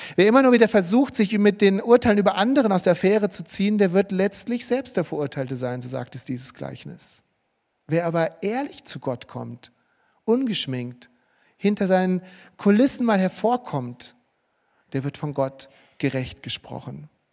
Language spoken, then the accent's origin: German; Marburg, Hesse, Germany; bei uns in Marburg, wo ich aufgewachsen bin